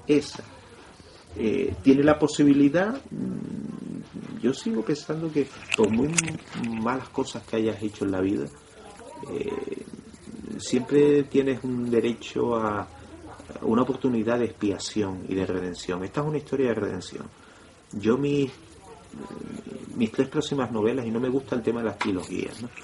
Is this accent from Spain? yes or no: yes; Canary Islands, Spain; Nosotros los canarios